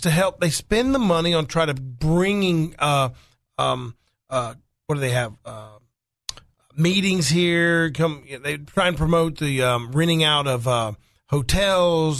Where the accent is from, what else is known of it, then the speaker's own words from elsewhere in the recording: Faulkner County, Arkansas, United States; I'm from Faulkner County